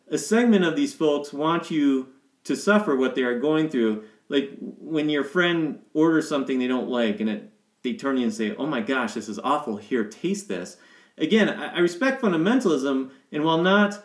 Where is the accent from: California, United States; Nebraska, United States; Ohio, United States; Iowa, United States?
Ohio, United States; now in Colorado Springs, United States; the people that we grew up with in Ohio